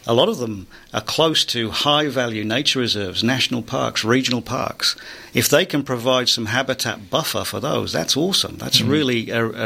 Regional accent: United Kingdom; I'm British.

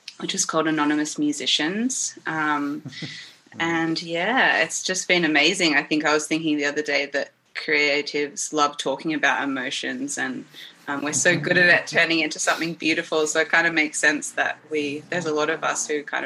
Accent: Melbourne, Victoria, Australia; I'm a musician from Melbourne. I've always been here, probably always will.

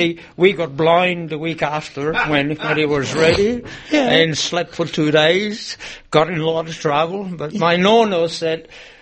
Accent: Italy; moved away as an adult; now in Melbourne, Australia; I am Italian, always will be

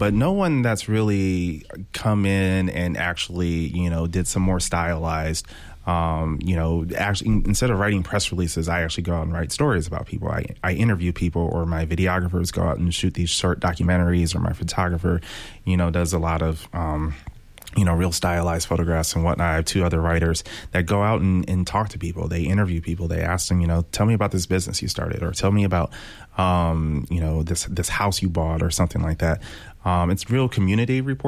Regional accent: Detroit, Michigan, United States; moved away; I grew up in Detroit

